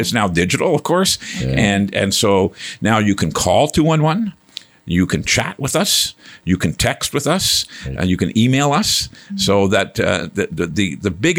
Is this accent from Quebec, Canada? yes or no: yes; Val-d'Or, Quebec, Canada; moved away as an adult; also born or lived in New Liskeard, Ontario; now in Ottawa, Canada; born and raised in Val-d'Or, Quebec, a gold mining town